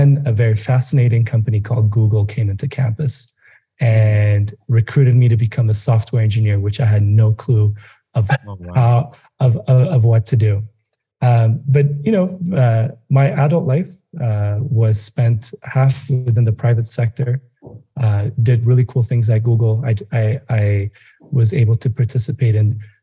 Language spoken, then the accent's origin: English; Addis Ababa, Ethiopia; now in Nairobi, Kenya; I grew up in Addis